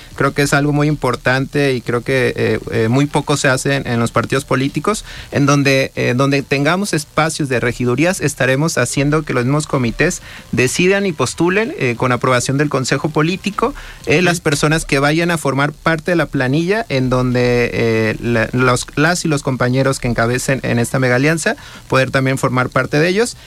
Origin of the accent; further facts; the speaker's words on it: Guadalajara, Jalisco, Mexico; Yo soy del barrio de Santa Tere